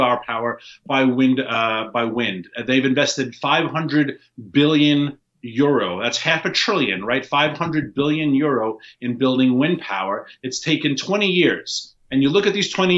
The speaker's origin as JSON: {"language": "English", "town": "New York City", "region": "New York", "country": "United States", "tie": "born or raised there", "said": "I grew up in New York City"}